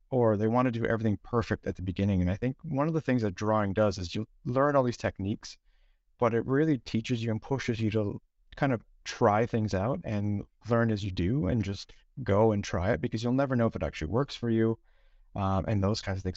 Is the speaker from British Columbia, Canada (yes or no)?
no; Toronto, Ontario, Canada; now in Stockholm, Sweden; originally I'm from Toronto, currently in Stockholm